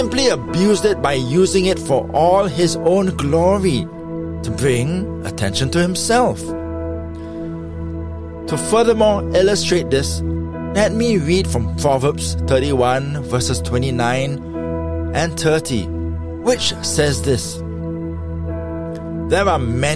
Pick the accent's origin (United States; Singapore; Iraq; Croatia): Singapore; my home country of Singapore